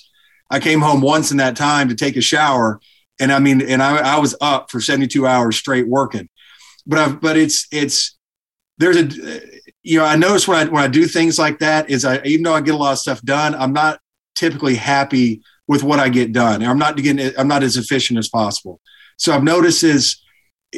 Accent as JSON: {"language": "English", "region": "Alabama", "country": "United States", "tie": "born or raised there", "said": "Grew up in Alabama"}